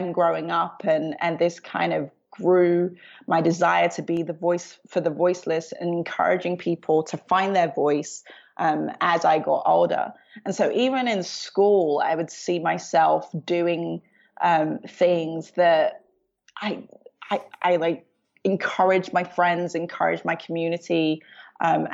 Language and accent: English; London, United Kingdom; I was born in London, Southeast London